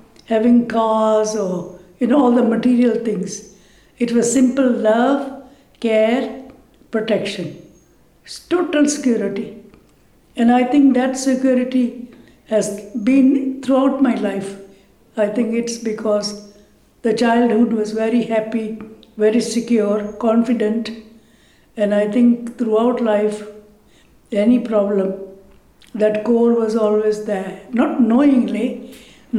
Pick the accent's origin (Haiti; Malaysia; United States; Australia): Malaysia; also born or lived in India; now in Coventry, United Kingdom; I was born in Malaysia.